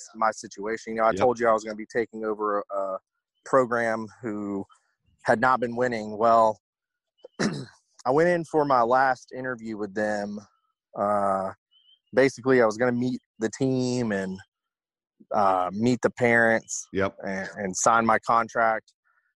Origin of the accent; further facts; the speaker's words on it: Newnan, Georgia, United States; moved away as an adult; also born or lived in Anniston, Alabama; I'm from Noonan, Georgia, which is just about 30 minutes south of Atlanta